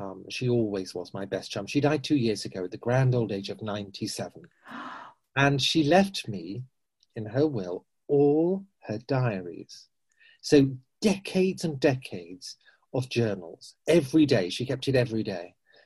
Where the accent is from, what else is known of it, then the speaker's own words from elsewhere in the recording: Weymouth, South West England, United Kingdom; moved away; they had a youth group for the local operatic society, which is called, I love this name, WOW, Weymouth Operatic Workshop